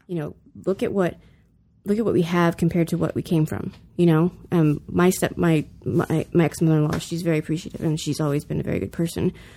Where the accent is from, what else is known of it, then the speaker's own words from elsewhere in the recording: the South, United States; now in California, United States; I grew up in the South